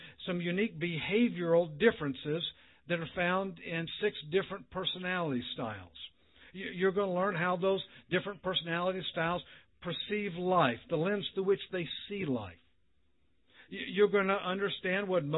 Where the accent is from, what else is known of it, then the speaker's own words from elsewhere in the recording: Mississippi, United States; moved away; I'm from Mississippi